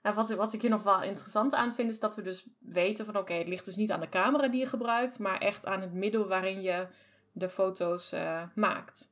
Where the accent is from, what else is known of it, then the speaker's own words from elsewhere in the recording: Germany; ik ken het als Duitser